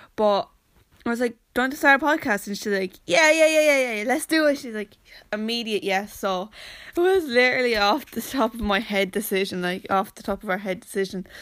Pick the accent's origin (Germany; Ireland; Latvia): Ireland; Wexford-Carlow border, Leinster; And I said, "Wexford,"